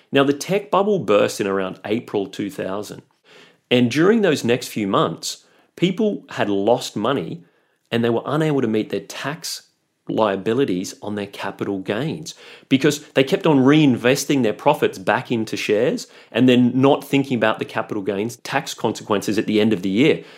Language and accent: English; Australia; moved away as an adult; also born or lived in Europe; I'm Australian, and so I really just wanted to return to Australia